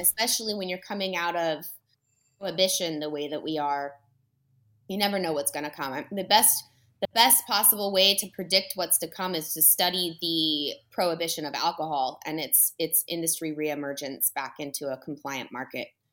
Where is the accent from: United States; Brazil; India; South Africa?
United States; California; I'm a Californian